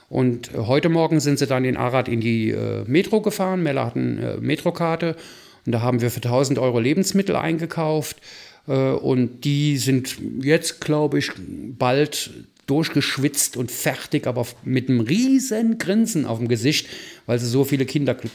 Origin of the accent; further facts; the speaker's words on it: Rhineland, Germany; Und genialerweise nicht nur von mir als Rheinländer ja gewohnt